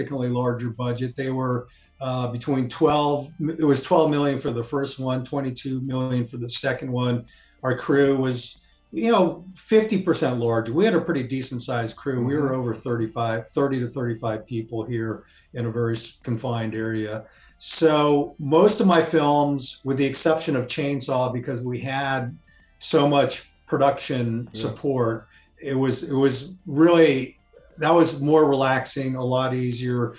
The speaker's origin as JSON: {"language": "English", "area": "San Francisco Bay Area", "region": "California", "country": "United States", "tie": "born or raised there", "said": "this is my hometown"}